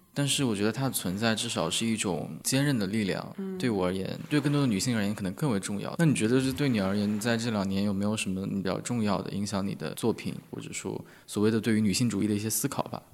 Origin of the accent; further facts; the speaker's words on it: northern China, China; 我是来自于北方城市的嗯，北，很内陆的城市